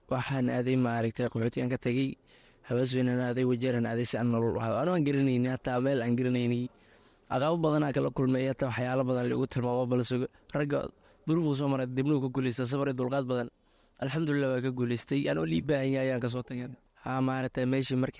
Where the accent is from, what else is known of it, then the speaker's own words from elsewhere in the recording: Somalia; moved away; also born or lived in refugee camp (location unclear); waxaan ku dhashay soomaaliya meel baydhool aan ku dhashay kadibna maarata qaxooti waxaan imaada labada kun iyo toban